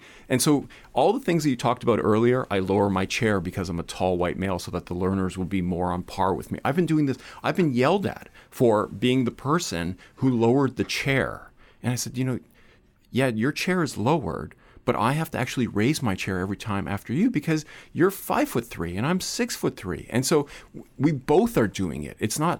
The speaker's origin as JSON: {"language": "English", "country": "Canada", "tie": "born or raised there", "said": "I don't identify with a regular white person and the experiences of growing up in Canada. I'm a first-generation Canadian"}